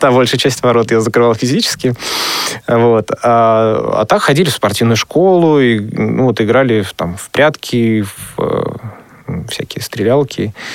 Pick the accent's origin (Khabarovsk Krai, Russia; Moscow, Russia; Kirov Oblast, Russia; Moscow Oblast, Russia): Kirov Oblast, Russia; Orlov; now in Nizhny Novgorod, Russia; вообще, я родом из Кировской области, город Халтурин, теперь он э, переименовался в город Орлов. Вот. И все мое детство, оно, в общем то прошло в Кировской области.